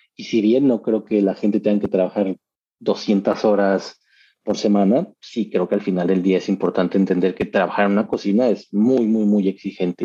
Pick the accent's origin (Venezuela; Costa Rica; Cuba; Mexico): Mexico; moved away as an adult; now in Australia; seguiré siendo mexicano y tener el pasaporte australiano